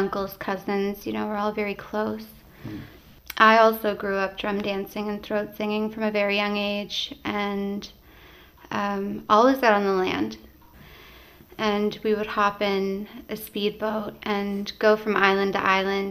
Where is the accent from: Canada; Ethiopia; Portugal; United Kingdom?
Canada; Happy Valley-Goose Bay, Newfoundland and Labrador; We grew up in Happy Valley Goose Bay in Labrador